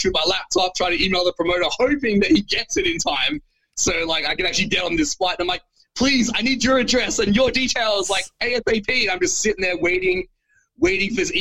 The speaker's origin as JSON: {"language": "English", "country": "Australia", "said": "being the Australian guy overseas"}